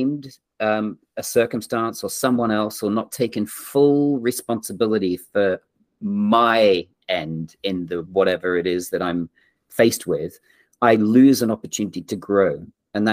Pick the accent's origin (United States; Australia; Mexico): Australia; moved away; also born or lived in England / Yorkshire / London; I'm English born and grew up in Australia